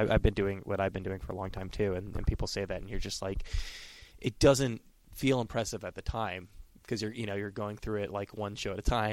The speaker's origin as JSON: {"language": "English", "region": "Northern California", "country": "United States", "said": "I'm from Northern California"}